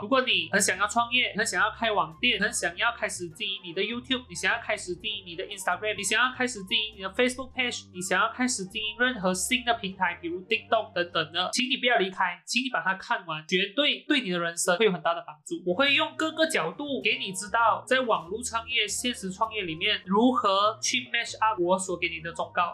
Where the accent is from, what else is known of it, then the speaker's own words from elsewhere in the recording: Malaysia; 我一个在马来西亚长大的小孩子